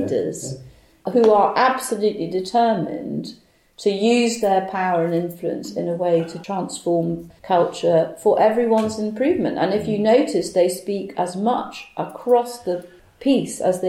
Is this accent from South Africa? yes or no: no; Bahamas; moved away; I was brought up in the Bahamas